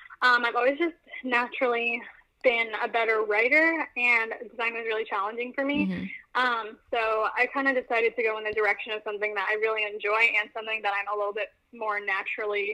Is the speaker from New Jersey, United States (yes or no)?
yes; New Jersey, United States; also born or lived in Central Florida; now in Florida, United States; I live in Central Florida, but I'm originally from New Jersey, so I love the North. It's my home.